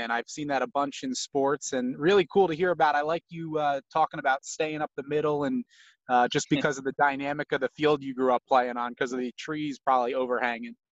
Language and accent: English; Staten Island, New York, United States; I was just, you know, being a kid and growing up in Staten Island.